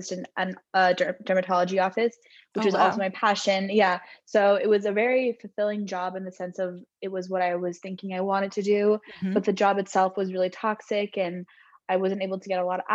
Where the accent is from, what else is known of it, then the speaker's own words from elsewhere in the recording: Southern California, United States; now in San Francisco, United States; I am from Southern California, but I now live in San Francisco